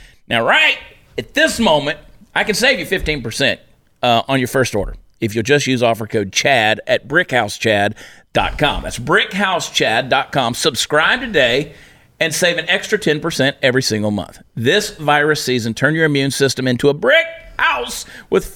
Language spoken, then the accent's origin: English; United States; I'm American